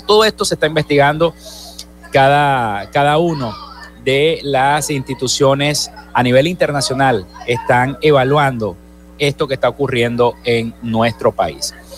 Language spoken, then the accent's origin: Spanish; Zulia, Venezuela; nuestra entidad zuliana